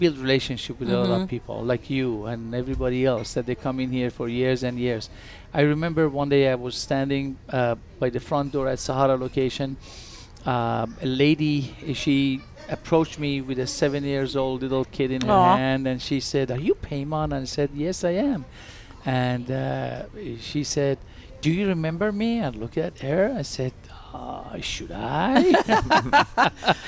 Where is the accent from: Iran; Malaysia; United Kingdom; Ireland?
Iran; also born or lived in Turkey; now in Las Vegas, United States; I'm originally from Iran, but I lived in Turkey a couple of years before I come over here